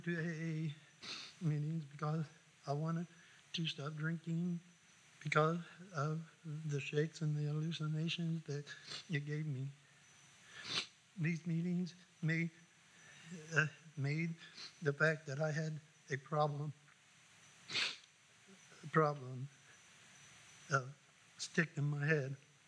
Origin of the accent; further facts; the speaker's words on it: Anderson, Indiana, United States; I was born in Anderson, Indiana. I grew up with my mom and dad, four sisters and three brothers